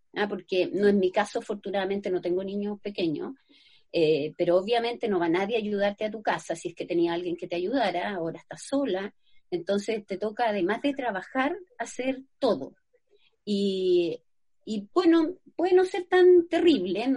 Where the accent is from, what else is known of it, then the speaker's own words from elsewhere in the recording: Santiago, Santiago Metropolitan Region, Chile; also born or lived in Valparaíso; yo soy de Santiago